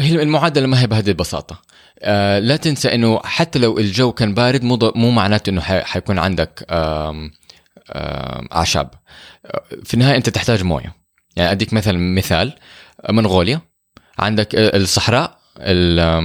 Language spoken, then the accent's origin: Arabic; Saudi Arabia; احنا عندنا في السعوديه